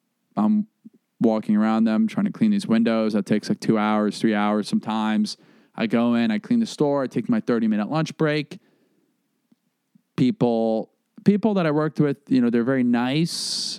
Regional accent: the South, United States; I was like, yeah, you know, I'm from the South.

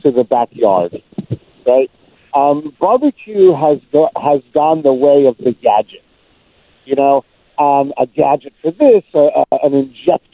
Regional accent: New York, United States; being a New Yorker

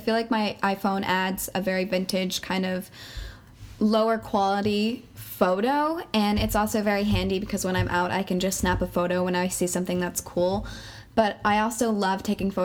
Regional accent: Claremont, New Hampshire, United States; I'm from Claremont, New Hampshire

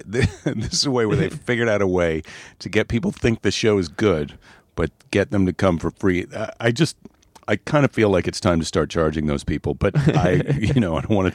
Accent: Iowa, United States; now in California, United States; Well, I always say I'm from Iowa, but technically I've lived in California now for more than 30 years.

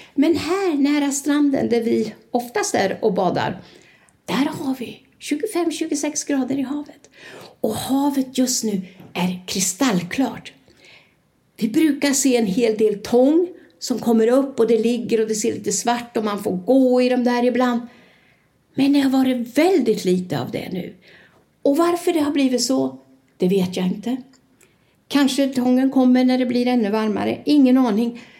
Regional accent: Sweden; first language Swedish; moved away as an adult; now in Torrevieja, Spain; jag är från Sverige

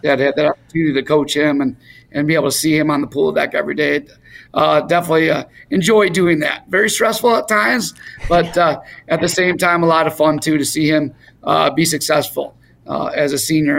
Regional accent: Warren, Michigan, United States; growing up in Warren

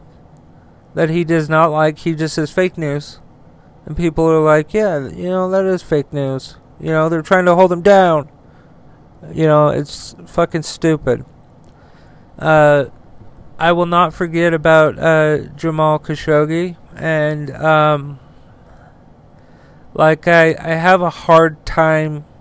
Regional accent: United States; I'm one American out of many

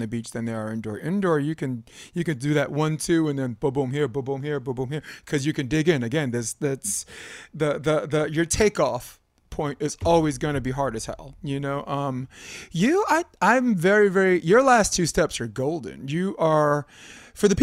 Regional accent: East Coast, United States; I'm from the East Coast

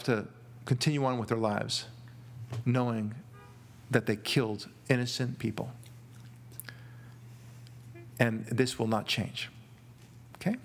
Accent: Israel; now in Los Angeles, United States; I'm not from Kenya. From Israel originally

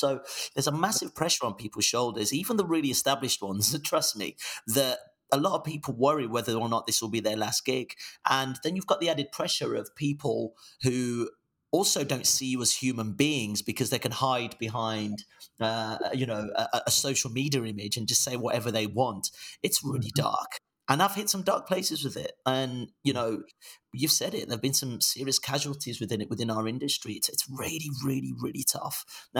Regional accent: Nigeria; also born or lived in Nancy, France / England; So, you know, we grew up in Nigeria. We lived in France for a little bit. My dad was studying in Nancy for a bit in France. Moved back to Nigeria and then we moved to England.

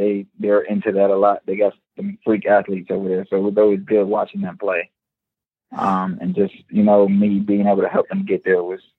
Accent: Orlando, Florida, United States; born there; Okay, so I am Trinidadian. My dad was born in Trinidad.

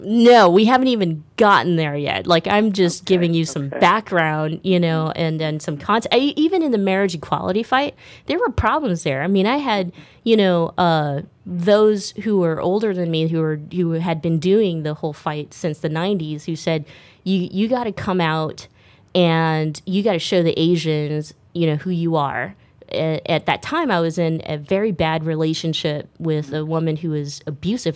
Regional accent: Stockton, California, United States; now in San Francisco Bay Area, United States; I grew up in a single parent home in Stockton, California

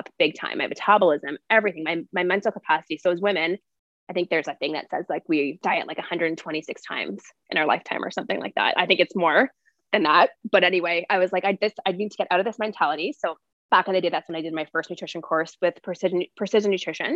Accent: Ontario, Canada; I grew up in Ontario

